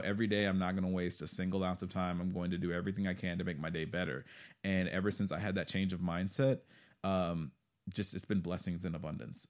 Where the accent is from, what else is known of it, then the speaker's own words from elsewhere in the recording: Texas, United States; moved away; I'm from Texas originally